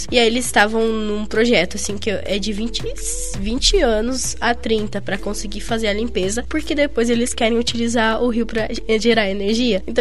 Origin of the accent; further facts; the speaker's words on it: Rio Grande do Sul, Brazil; O sotaque tá. é muito forte, principalmente eu que sou gaúcha.